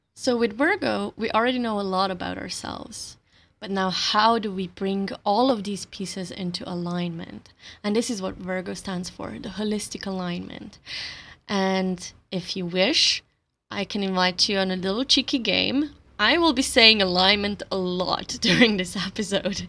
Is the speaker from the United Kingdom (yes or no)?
no; Slovenia; first language Slovenian; English is a second language; my native language, my mother tongue, Slovenian